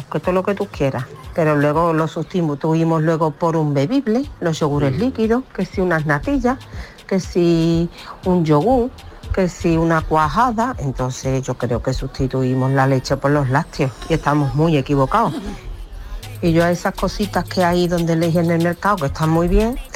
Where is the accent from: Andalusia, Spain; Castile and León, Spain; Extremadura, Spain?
Andalusia, Spain; Seville; de Sevilla.